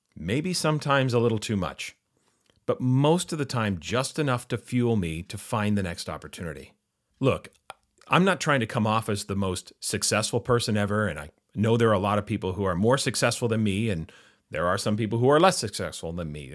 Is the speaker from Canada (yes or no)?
yes; Vancouver, British Columbia, Canada; growing up in Vancouver, we, of course, had three major professional sports franchises.